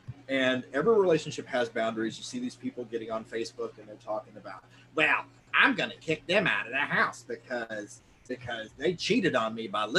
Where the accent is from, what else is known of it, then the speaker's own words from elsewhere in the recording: the South, United States; accent: southern; I was raised in the South in one of those like televangelist style Pentecostal churches